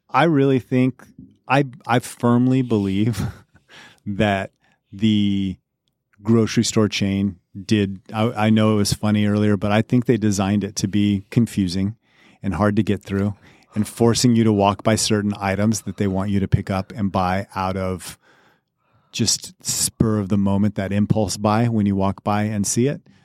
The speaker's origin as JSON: {"language": "English", "region": "Colorado", "country": "United States", "tie": "born or raised there", "moved": "yes", "said": "I grew up in Colorado, so we had Safeway and King's Supers"}